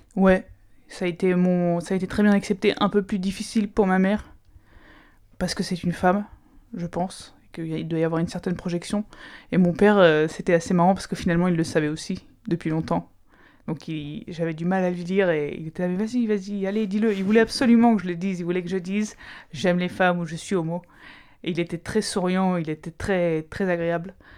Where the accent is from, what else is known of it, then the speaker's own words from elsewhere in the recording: Aix-en-Provence, Provence-Alpes-Côte d'Azur, France; je viens d'Aix-en-Provence, donc juste à côté de Marseille